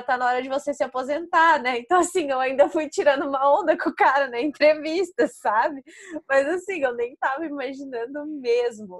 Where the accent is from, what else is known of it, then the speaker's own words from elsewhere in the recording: interior of Paraná, Brazil; first language Portuguese; eu sou do interior do Paraná